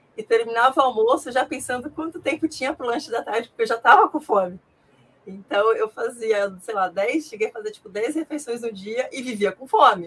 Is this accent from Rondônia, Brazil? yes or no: yes; Ji-Paraná, Rondônia, Brazil; moved away as an adult; now in São Paulo, Brazil; Eu sou nascida, né, natural de Paraná, Rondônia